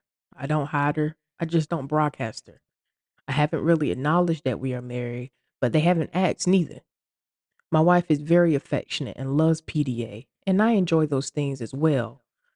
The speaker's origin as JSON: {"language": "English", "region": "Deep South", "country": "United States", "tie": "born or raised there", "said": "I was born and raised in the Deep South to parents that are Bible-toting Christians who are preachers. We live in a town with about 2,000 people, so everyone knew everything about everybody."}